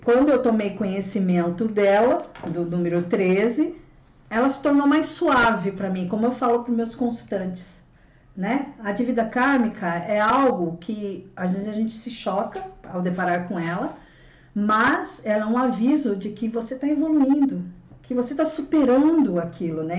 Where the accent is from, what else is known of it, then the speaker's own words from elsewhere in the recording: São Paulo, Brazil; Sou, sou nascida aqui em São Paulo, né? Cresci aqui.